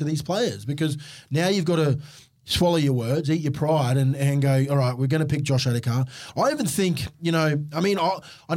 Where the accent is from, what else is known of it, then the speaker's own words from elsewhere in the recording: Queensland, Australia; As a Queenslander